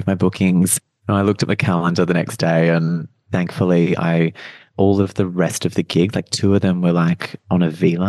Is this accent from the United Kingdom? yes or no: no; Australia; now in Melbourne, Australia; back near my hometown.